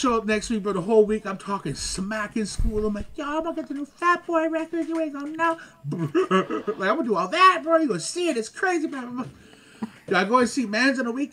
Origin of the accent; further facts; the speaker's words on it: Montreal, Quebec, Canada; I'm from Lachine. That's how we said it